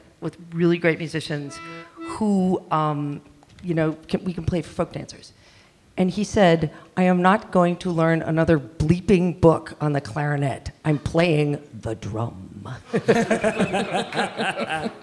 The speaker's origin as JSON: {"language": "English", "town": "Milwaukee", "region": "Wisconsin", "country": "United States", "said": "I'm from Milwaukee."}